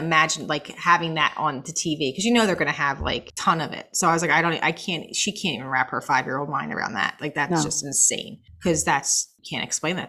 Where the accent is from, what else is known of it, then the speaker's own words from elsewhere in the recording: Collingswood, New Jersey, United States; Collingswood, my hometown